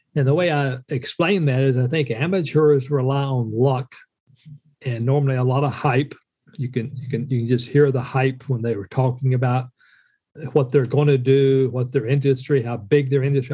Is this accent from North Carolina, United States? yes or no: yes; Western North Carolina, United States; moved away as an adult; also born or lived in Minot, North Dakota; my wife and I are both uh, Western North Carolina uh, country folk joined the military, uh, the Air Force specifically, uh, after high school